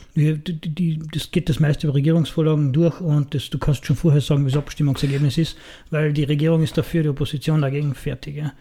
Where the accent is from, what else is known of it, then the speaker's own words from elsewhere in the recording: Austria; bei uns in Österreich